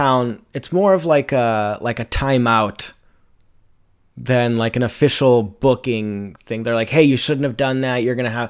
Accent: Brooklyn, New York, United States; because I'm from Brooklyn, New York City.

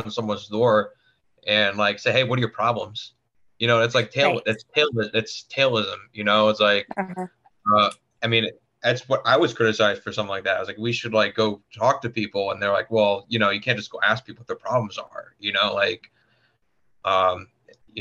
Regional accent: Florida, United States; also born or lived in Tampa; growing up in Florida

